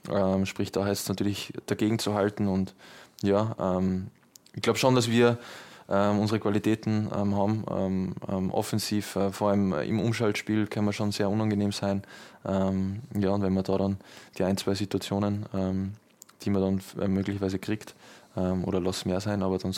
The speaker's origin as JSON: {"language": "German", "region": "Vienna", "country": "Austria", "said": "Ich war auch im Stadion äh, gegen Deutschland, da war ich, war ich bei uns in Wien."}